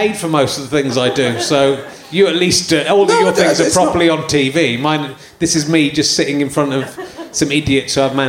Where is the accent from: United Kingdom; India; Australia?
United Kingdom; Yorkshire and the Humber; born there; So I've lived all over the place. I was born in Yorkshire.